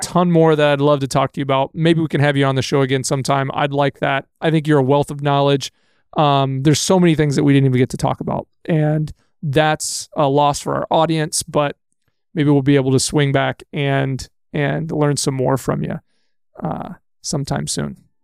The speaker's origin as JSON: {"language": "English", "region": "Texas", "country": "United States", "tie": "born or raised there", "moved": "as an adult", "lives_now": "Manitowoc, United States", "said": "I was born and raised in Texas."}